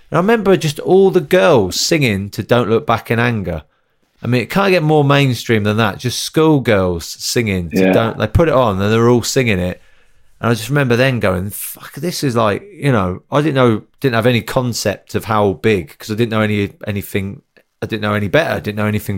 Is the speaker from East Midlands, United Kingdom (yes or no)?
yes; Northampton, East Midlands, United Kingdom; Growing up in Northampton